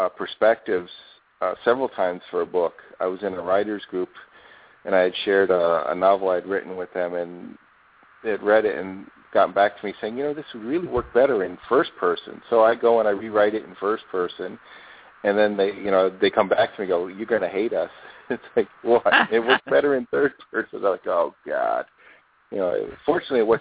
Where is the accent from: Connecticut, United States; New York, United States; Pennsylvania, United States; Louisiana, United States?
Connecticut, United States; Bridgeport; now in Phoenix, United States; where I grew up in Bridgeport, Connecticut.